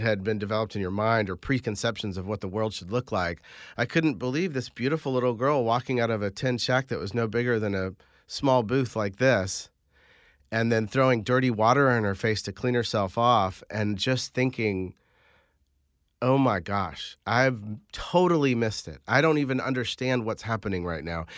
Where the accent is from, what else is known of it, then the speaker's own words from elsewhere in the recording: Carmel, Indiana, United States; I grew up in Indiana